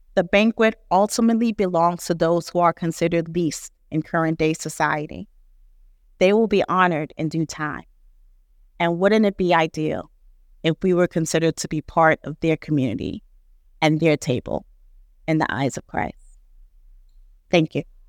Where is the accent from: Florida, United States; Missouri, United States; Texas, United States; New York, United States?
New York, United States; New York City; a first generation Nigerian American who grew up in New York City